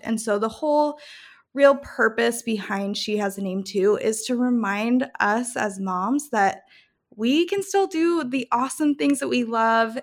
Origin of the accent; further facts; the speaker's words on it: Calgary, Alberta, Canada; also born or lived in Rome, Italy / Idaho / Denver, Colorado / Salt Lake City, Utah; now in Memphis, United States; I was born and raised in Calgary, Canada, and then I moved to Rome, Italy